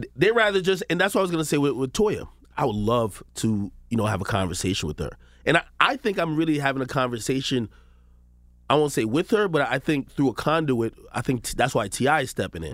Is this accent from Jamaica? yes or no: yes; Spanish Town, Saint Catherine, Jamaica; now in United States; I was born in Jamaica, Spanish town, Jamaica.